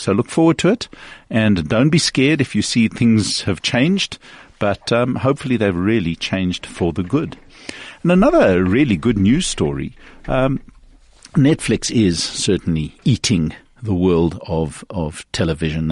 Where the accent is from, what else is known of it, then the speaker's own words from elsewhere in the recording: South Africa; a South African media